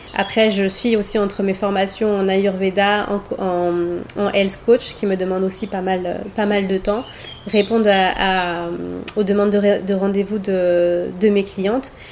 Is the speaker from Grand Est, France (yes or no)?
no; Paris, Île-de-France, France; moved away as an adult; now in Côte d'Azur, France; j'ai passé 36 ans de ma vie euh, sur Paris.